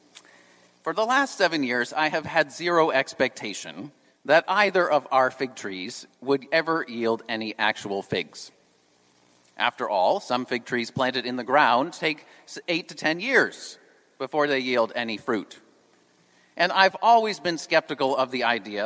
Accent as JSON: {"language": "English", "region": "New England", "country": "United States", "moved": "yes", "said": "I'm from New England"}